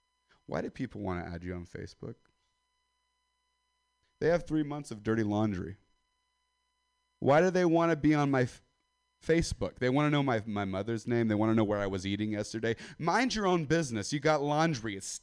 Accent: Central Valley, California, United States; now in San Francisco, United States; So, I come from the Central Valley, California, Stockton, Modesto

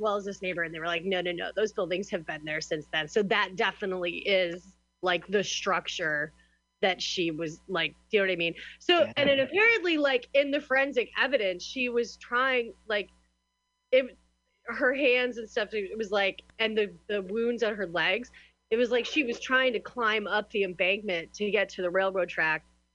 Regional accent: United States; moved away

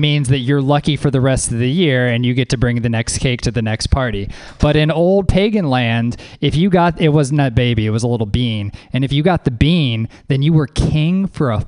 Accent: the South, United States; moved away; I'm from the South originally

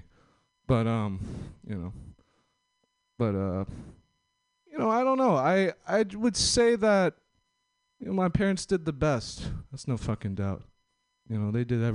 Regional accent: Los Angeles, California, United States; I'm from L.A., SoCal

